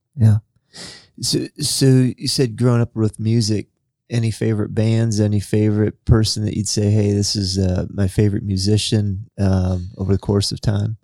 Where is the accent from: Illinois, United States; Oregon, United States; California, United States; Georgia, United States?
Illinois, United States; now in Indiana, United States; growing up in Illinois, so we had the community college sy-, system, and we had one in my hometown